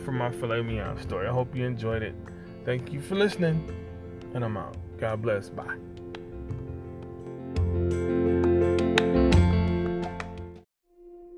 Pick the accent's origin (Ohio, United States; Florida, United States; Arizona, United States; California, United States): Ohio, United States; moved away; I grew up in Ohio.